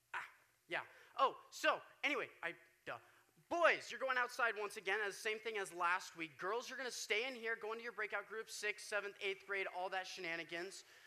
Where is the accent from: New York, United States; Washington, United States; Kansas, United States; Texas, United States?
Kansas, United States; Wichita; now in Oregon, United States; where I'm from, I'm from Wichita, Kansas, for those of you that don't know. I moved out here about two years ago